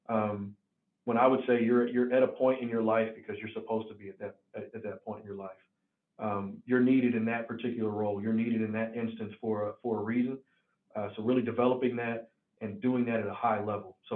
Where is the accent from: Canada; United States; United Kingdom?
United States; Tennessee; accent: country; I can sometimes have a, a, country accent since I'm from Tennessee, but it's not as deep of a draw as someone else's.